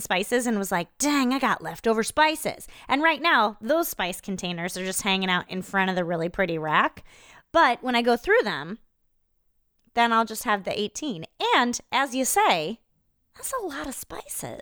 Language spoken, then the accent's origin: English; Iowa, United States; I'm from Iowa